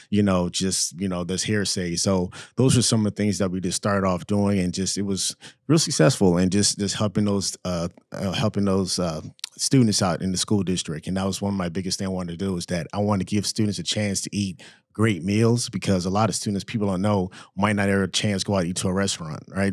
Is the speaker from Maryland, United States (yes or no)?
no; Orlando, Florida, United States; also born or lived in Saint Croix, U.S. Virgin Islands; I grew up there in Florida, grew up a free lunch kid, um, in Orlando, Florida